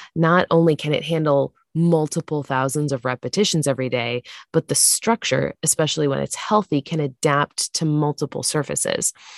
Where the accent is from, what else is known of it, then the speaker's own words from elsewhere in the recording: Santa Barbara, California, United States; I grew up in Santa Barbara